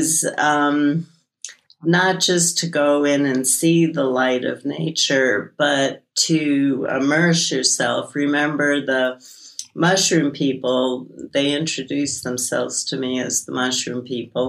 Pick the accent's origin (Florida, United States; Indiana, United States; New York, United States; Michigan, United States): New York, United States; New York City; moved away; also born or lived in San Francisco; I grew up in Brooklyn, and I lived in San Francisco